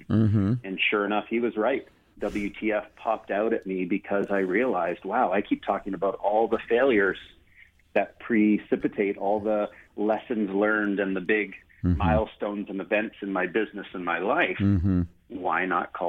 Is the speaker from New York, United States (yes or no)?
no; San Francisco, California, United States; now in Canada; I was born in the United States in San Francisco